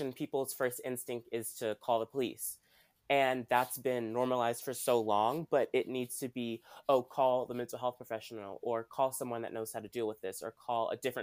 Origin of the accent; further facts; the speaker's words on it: Washington, District of Columbia, United States; I'm from Washington, D.C.